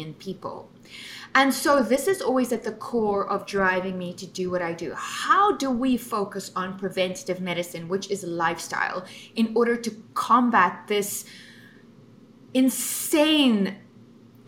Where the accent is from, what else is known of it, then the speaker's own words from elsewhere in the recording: Cape Town, Western Cape, South Africa; now in United States; I am originally from Cape Town, South Africa